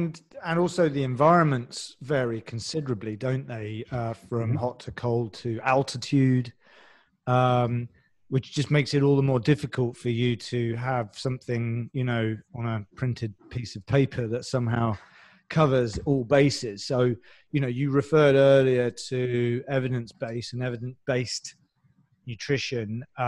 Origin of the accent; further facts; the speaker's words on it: London, United Kingdom; even we're both from London one way or the other. And even within London, there's some different dialects